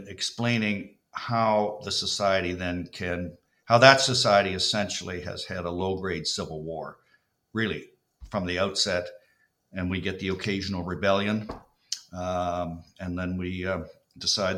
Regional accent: Walkerton, Ontario, Canada; also born or lived in Kitchener-Waterloo; I'm a boy from Waterton, Ontario, which is the northwest of Toronto

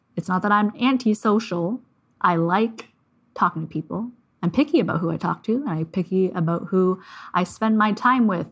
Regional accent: Canada; I'm Canadian

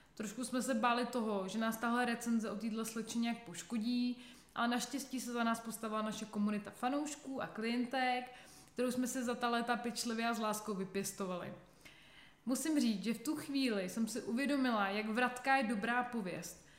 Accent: Czechia; u nás v Čechách

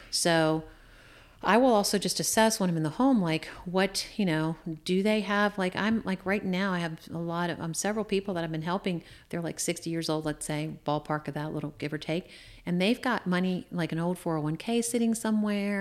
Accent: Shenandoah Valley, Virginia, United States; also born or lived in Washington, D.C. metro area; I grew up in the Shenandoah Valley

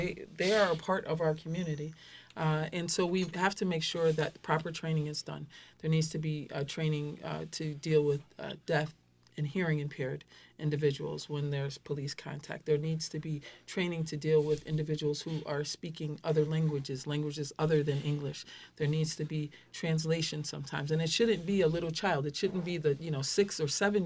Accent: Hartford, Connecticut, United States; I was born and raised in Hartford

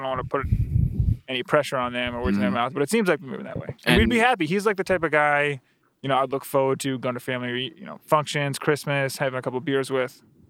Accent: Florida, United States; moved away as an adult; also born or lived in Washington, D.C. / Chicago; now in Cleveland, United States; we're both from Florida.

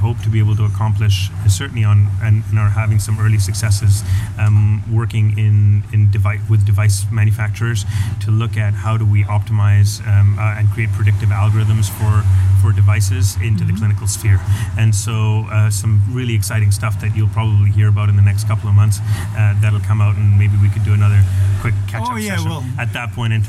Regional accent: Canada; It's my home country, and I love it

